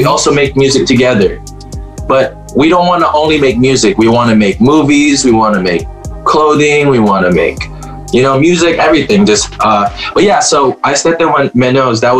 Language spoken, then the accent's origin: English; Manado, North Sulawesi, Indonesia; or, or, or Sulawesi, all because I grew up in Manado.